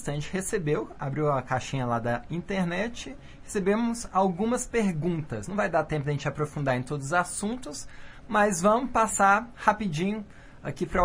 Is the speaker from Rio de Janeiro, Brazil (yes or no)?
yes; Rio de Janeiro, Brazil; now in Alto Paraíso, Brazil; Ah, ah sou do Rio, né?